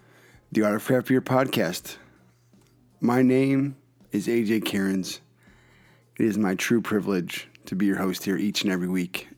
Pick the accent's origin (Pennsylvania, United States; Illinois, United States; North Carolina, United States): Pennsylvania, United States; Philadelphia; now in Connecticut, United States; I'm always from Philadelphia